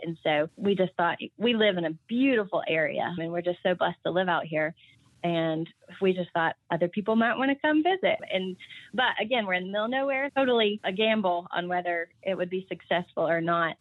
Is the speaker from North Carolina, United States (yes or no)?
no; Knoxville, Tennessee, United States; I'm actually from Knoxville in the suburbs